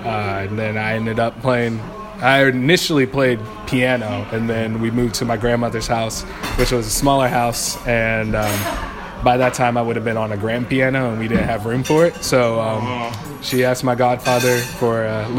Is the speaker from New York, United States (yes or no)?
no; Seattle, Washington, United States; Oh, hello. … I come from Seattle, Washington.